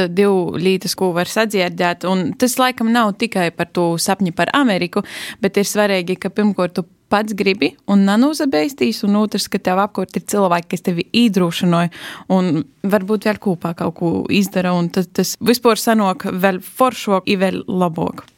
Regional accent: Latvia; es esmu no Latvijas

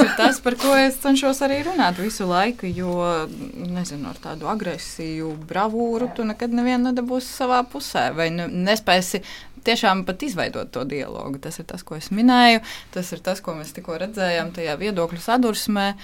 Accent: Valmiera, Valmiera Municipality, Latvia; Latvian is a second language; Es dzīvoju Valmjerā

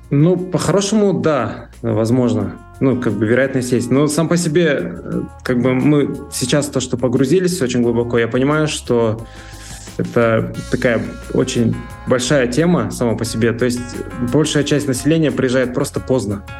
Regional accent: Pavlodar, Pavlodar Region, Kazakhstan; моего родного города, вот Павлодара

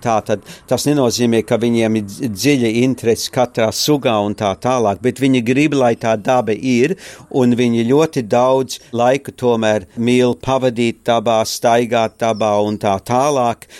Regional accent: Australia; also born or lived in Courland, Latvia / Germany / Darwin, Australia; Es eh, piedzimu Kurzemē, Kurzemes katlā, oktobrī 44. gadā, decembrī mēs izbraucam līdz Danzigas, tad mēs lielākoties pārstaigājam pār Vāciju uz rietumu zonu, tad mēs ar kuģi 49. gadā atbraucam uz Austrāliju

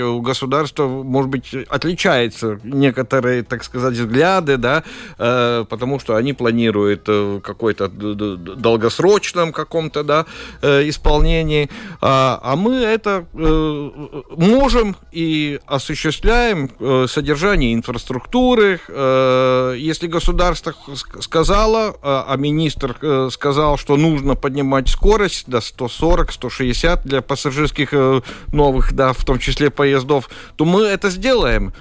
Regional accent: Latvia; Russian is a second language; как латыш, да, ну, хотел на латышском

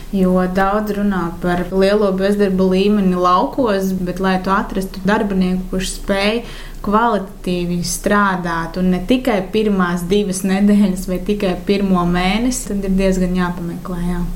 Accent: Madona, Vidzeme, Latvia; also born or lived in Riga; Es uzaugu Madonā

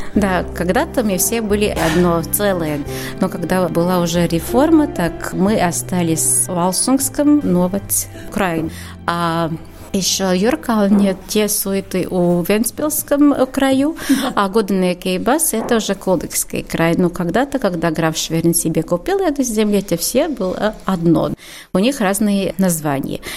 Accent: Suiti, Kurzeme, Latvia

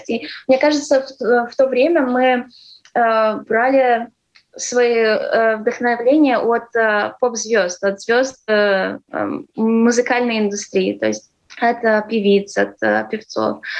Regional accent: Ireland; also born or lived in Latvia / California; Нет, я выросла в Ирландии. Но ну, я здесь родилась, и в 6 лет э, мы уехали.

